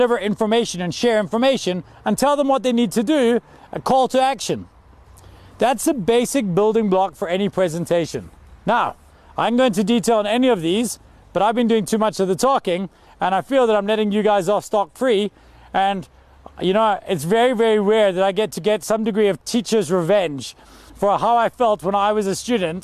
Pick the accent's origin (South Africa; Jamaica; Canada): South Africa; also born or lived in Glasgow, Scotland; I moved here when I was 9 years old because my father got a job in South Africa